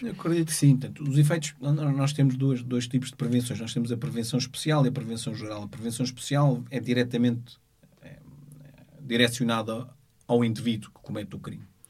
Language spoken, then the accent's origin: Portuguese; Portugal; nasci em Portugal, sou filho de, de, de, de africanos